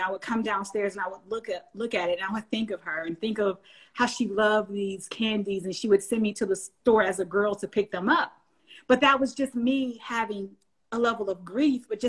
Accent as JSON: {"language": "English", "region": "the South", "country": "United States", "said": "I'm from the South. So we say ain't no's and that ain't and this"}